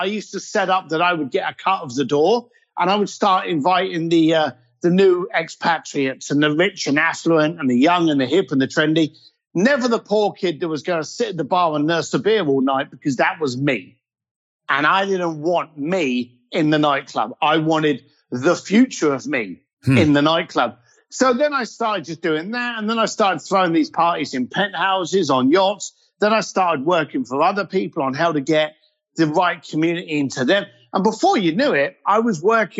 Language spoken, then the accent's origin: English; London, United Kingdom; I was a bricklayer from East London